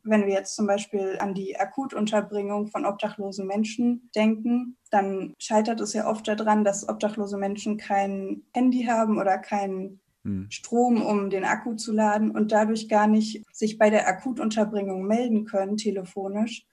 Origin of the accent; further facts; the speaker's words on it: Berlin, Germany; now in Cologne, Germany; Berlin, wo ich aufgewachsen bin